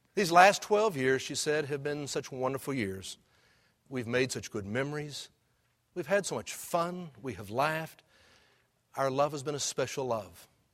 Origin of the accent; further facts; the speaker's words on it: Houston, Texas, United States; when I was a kid growing up in Houston